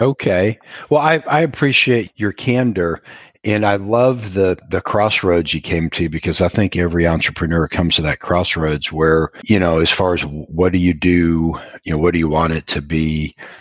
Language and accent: English; Iowa, United States; I'm from Iowa originally